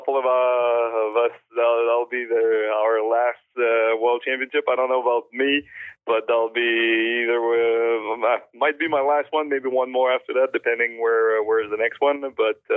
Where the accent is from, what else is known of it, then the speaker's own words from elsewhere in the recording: Saint-Gervais, Quebec, Canada; English is a second language; Saint-Gervais is my hometown.